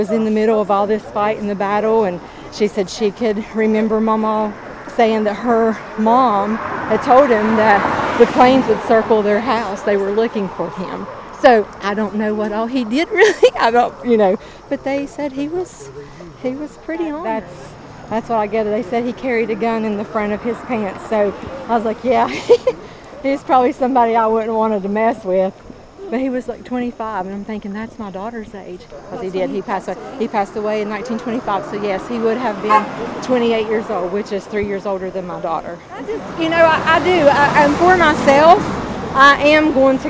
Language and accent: English; Hewitt, West Virginia, United States; I'm from Hewitt, born and raised in Boone County, Hewitt, West Virginia